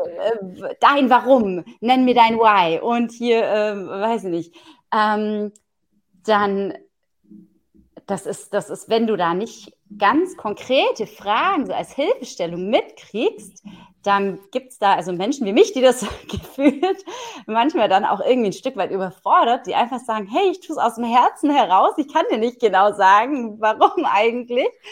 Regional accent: Southern Germany, Germany; ich komme ja aus dem Süden von Deutschland

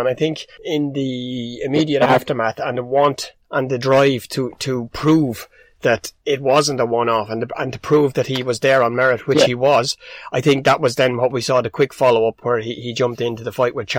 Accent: Ireland; The bigger picture for us as Irish fight lovers and as people who both know Dennis Hogan and know the impact that the man has made, not just on Irish boxing.

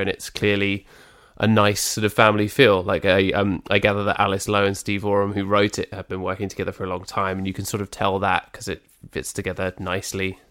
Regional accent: United Kingdom; proud to be British.

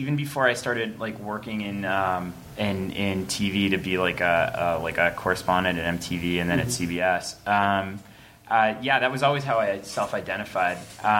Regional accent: New York City, New York, United States; I grew up in Queens, which is just kind of outside of Manhattan and not a lot else.

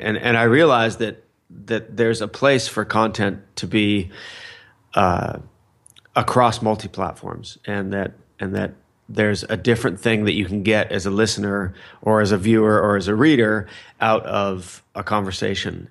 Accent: Fullerton, California, United States; I grew up in Fullerton, California

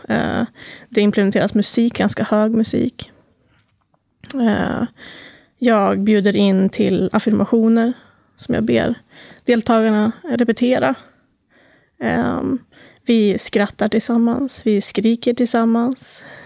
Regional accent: Timrå, Västernorrland County, Sweden; moved away as an adult; jag kommer från Timrå egentligen

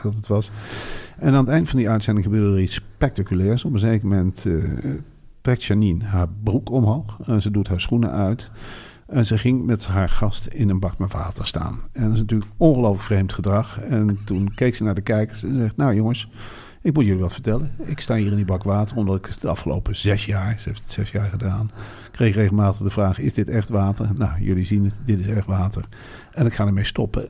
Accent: Netherlands; En wij komen uit de provincie

